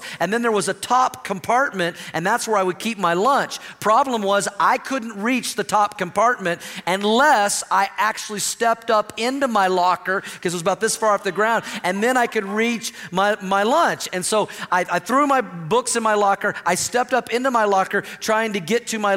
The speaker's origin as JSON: {"language": "English", "region": "Oklahoma", "country": "United States", "tie": "born or raised there", "said": "in my first grade class growing up in Oklahoma, I went to the same school, same elementary school all of my elementary years from kindergarten all the way through sixth grade"}